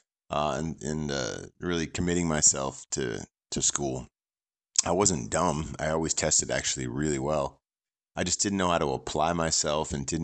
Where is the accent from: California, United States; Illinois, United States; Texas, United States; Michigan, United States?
California, United States; San Francisco Bay Area; I grew up in the San Francisco Bay Area